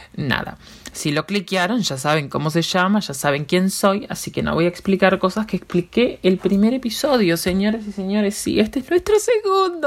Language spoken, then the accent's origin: Spanish; Uruguay